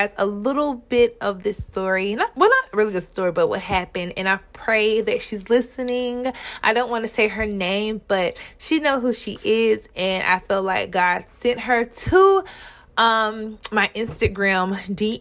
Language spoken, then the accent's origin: English; Mullins, South Carolina, United States; I'm from Mullen, South Carolina